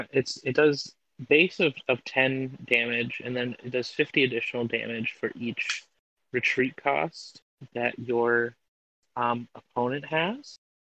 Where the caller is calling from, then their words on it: Cleveland, Ohio, United States; calling in from Cleveland, Ohio.